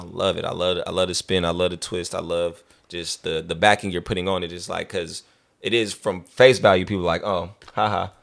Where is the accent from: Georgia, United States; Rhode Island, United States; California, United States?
California, United States; Vallejo; I'm from Vallejo